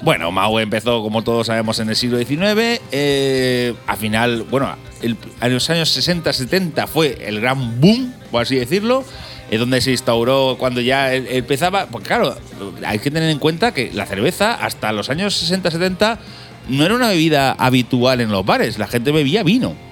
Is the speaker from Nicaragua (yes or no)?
no; Castilla-La Mancha, Spain; nosotros somos manchegos